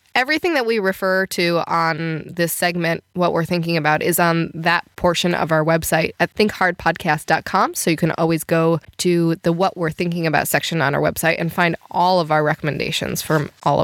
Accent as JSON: {"language": "English", "town": "Chicago", "region": "Illinois", "country": "United States", "tie": "born or raised there", "said": "I grew up in the Chicago area"}